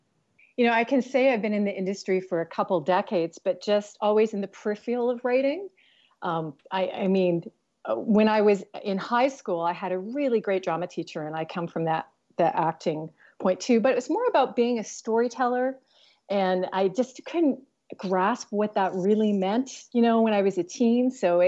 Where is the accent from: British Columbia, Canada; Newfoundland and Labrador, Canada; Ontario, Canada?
British Columbia, Canada; Vancouver; also born or lived in New York; I moved back to Vancouver from New York, in light of, you know, what was happening with the political climate and everything. And I had some personal things that sort of landed me back into my hometown.